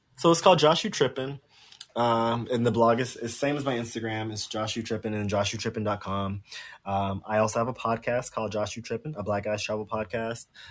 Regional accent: South Carolina, United States; moved away; I grew up in South Carolina. I grew up on a farm in South Carolina

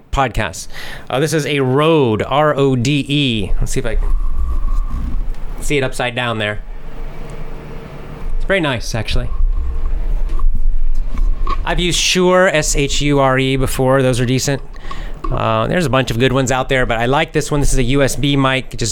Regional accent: the Southeast of the United States, United States; I'm from the South in the United States, the Southeast

